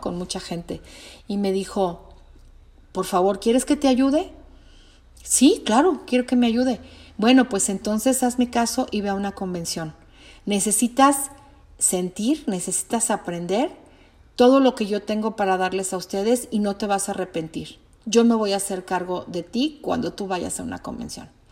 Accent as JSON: {"language": "Spanish", "country": "Mexico"}